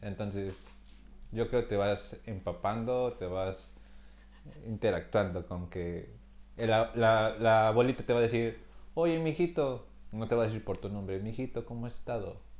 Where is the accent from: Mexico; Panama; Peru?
Mexico; Michoacán; En Michoacán, eh, de donde soy